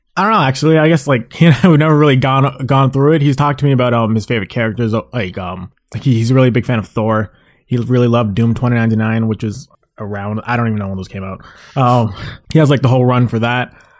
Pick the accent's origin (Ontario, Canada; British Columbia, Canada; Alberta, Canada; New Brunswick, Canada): Ontario, Canada; Mississauga; also born or lived in Brampton; I'm from Mississauga, you know, it's right outside Toronto, and be, pretty much lived there almost my entire life